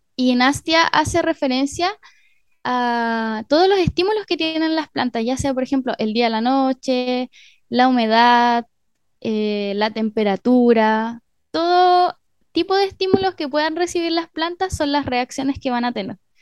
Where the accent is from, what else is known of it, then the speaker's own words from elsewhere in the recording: Mejillones, Antofagasta, Chile; moved away as an adult; also born or lived in Curicó / Arica; now in La Serena, Chile; Después viví en Arica hasta los ocho años. Luego me fui a Mejillones, que es un pueblo que queda a una hora de Antofagasta. Ahí estuve hasta los 18.